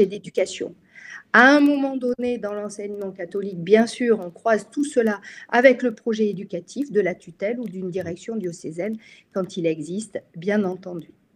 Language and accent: French; France; chez nous en France